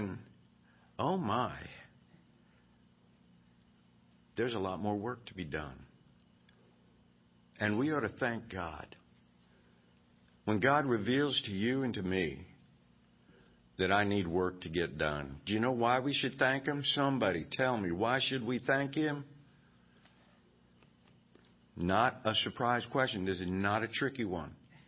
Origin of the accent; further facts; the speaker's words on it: Virginia, United States; I grew up in Virginia, and I came to faith at a revival